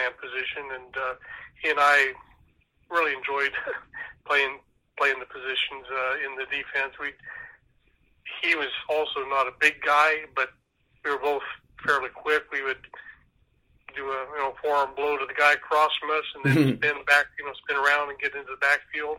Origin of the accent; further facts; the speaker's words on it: Ottumwa, Iowa, United States; also born or lived in Washington, Iowa; I was 10 years old. We moved from Washington, Iowa to Ottumwa